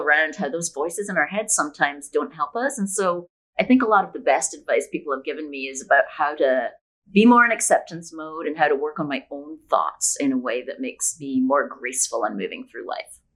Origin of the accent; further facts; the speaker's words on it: Scotland, United Kingdom; also born or lived in Bay Area, California, United States; now in Puerto Escondido, Mexico; I'm originally from Scotland, but after 20 years in the Bay Area, for the last seven years, my hubby and I have been nomadic